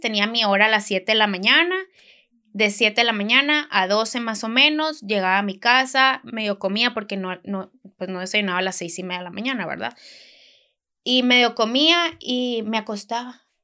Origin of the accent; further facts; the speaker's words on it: Hermosillo, Sonora, Mexico; now in Monterrey, Mexico; soy de Hermosillo, vivo aquí en Monterrey desde hace muchos años